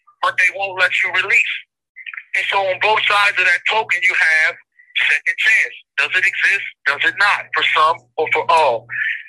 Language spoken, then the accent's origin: English; Maryland, United States; I'm from Maryland